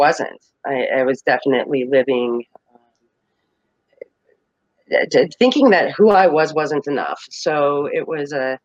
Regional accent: Colorado, United States; I am from Colorado

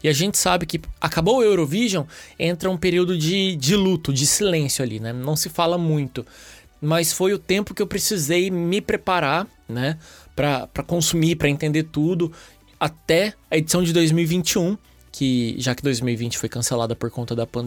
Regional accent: Uberlândia, Minas Gerais, Brazil; also born or lived in São Paulo; now in Porto, Portugal; eu tenho 31 anos, eu sou de Uberlândia, Minas, morei muitos anos em São Paulo e agora eu tô aqui no Porto, em Portugal

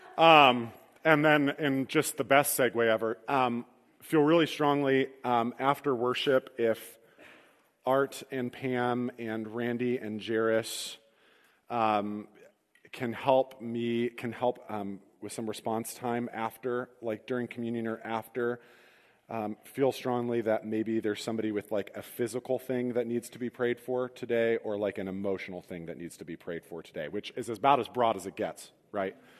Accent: Midwest, United States; as Midwestern Christians

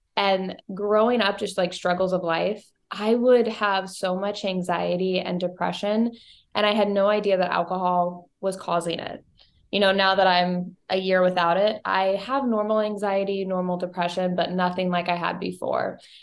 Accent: Bowling Green, Missouri, United States; moved away as an adult; also born or lived in Saint Louis, Missouri; I grew up in Bowling Green, Missouri. It's a small town about an hour and a half north of Saint Louis

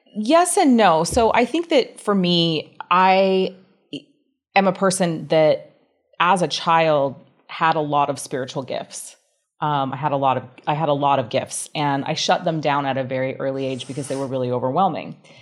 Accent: Grand Rapids, Michigan, United States; also born or lived in Salt Lake City, Utah; now in Bali, Indonesia; I was born in Grand Rapids, Michigan, in the United States

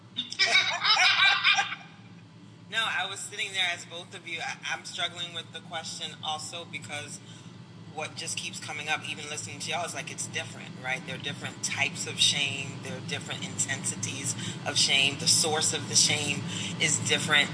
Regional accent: United States; I was born and raised in this country

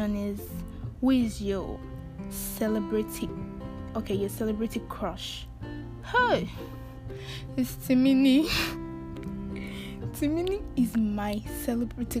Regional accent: Ibadan, Oyo, Nigeria; now in Houston, United States; I grew up in Ibadan, in Oliole

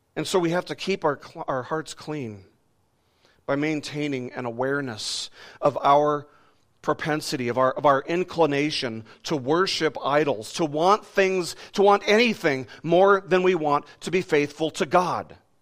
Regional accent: Las Vegas, Nevada, United States; I was growing up in Las Vegas

